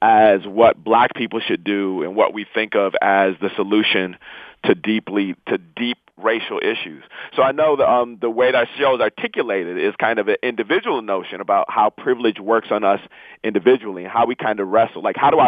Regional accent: Inkster, Michigan, United States; I grew up in Inkster

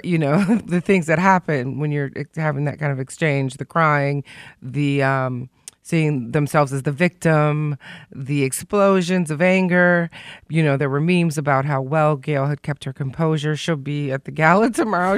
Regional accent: Detroit, Michigan, United States; because I'm from Detroit, and Detroit and Chicago aren't like L A and New York

